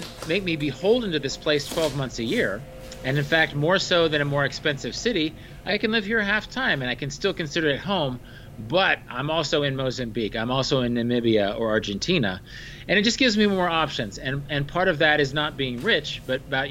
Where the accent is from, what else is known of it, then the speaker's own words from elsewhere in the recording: Kansas, United States; also born or lived in Korea; I grew up in Kansas, so it's close to my heart.